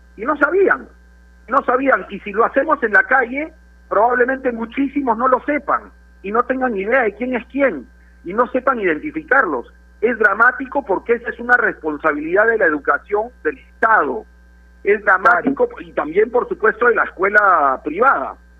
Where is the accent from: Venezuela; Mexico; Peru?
Peru; como comunicadores y principalmente como peruanos